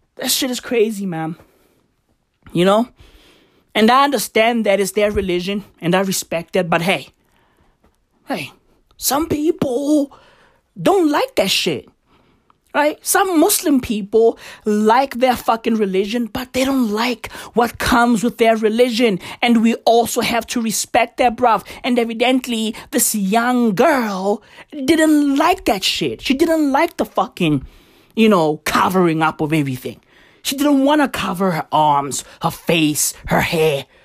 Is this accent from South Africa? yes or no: yes; South Africa; I am South African.